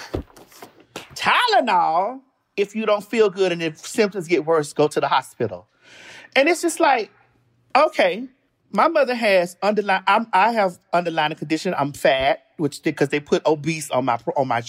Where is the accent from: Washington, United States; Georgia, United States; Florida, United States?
Florida, United States; Miami; moved away; Because I'm from Miami, so I went home to Miami